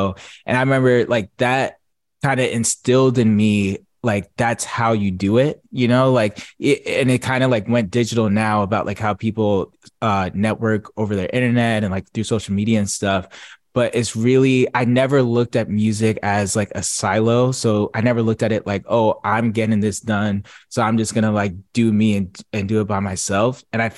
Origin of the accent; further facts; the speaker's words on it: New Jersey, United States; So I grew up in New Jersey